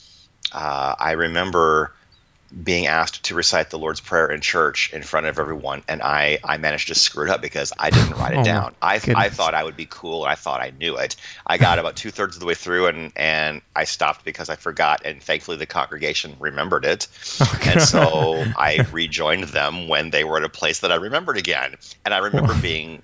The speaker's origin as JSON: {"language": "English", "region": "Iowa", "country": "United States", "tie": "born or raised there", "moved": "yes", "said": "Growing up in Iowa in, you know, the 70s and the 80s"}